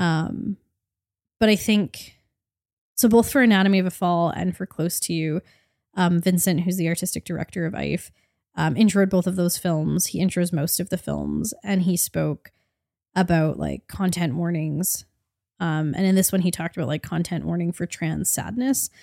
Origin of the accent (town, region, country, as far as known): Canada